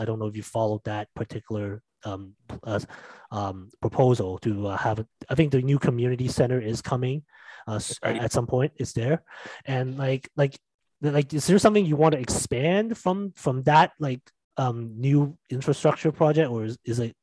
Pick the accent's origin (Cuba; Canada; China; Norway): Canada; Mississauga, Ontario; moved away; I grew up in Mississauga. I currently live somewhere else, but I do come back on the weekends.